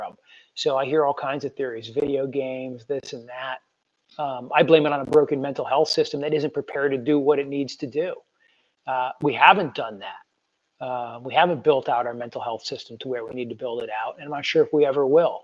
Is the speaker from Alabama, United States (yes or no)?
no; Western New York, United States; now in Carlisle, United States; where I grew up in Western New York